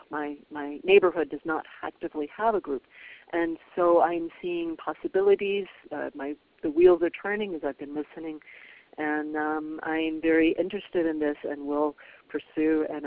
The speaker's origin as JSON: {"language": "English", "town": "Charlotte", "region": "North Carolina", "country": "United States", "tie": "born or raised there", "said": "I'm from Charlotte, North Carolina, but here in California"}